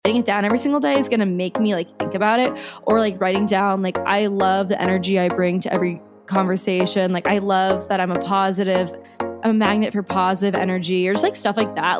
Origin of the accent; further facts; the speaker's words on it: Omaha, Nebraska, United States; I'm from Omaha, Nebraska originally